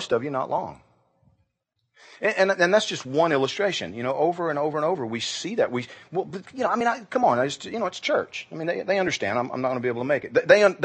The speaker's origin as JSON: {"language": "English", "region": "Georgia", "country": "United States", "tie": "born or raised there", "said": "I grew up in Georgia"}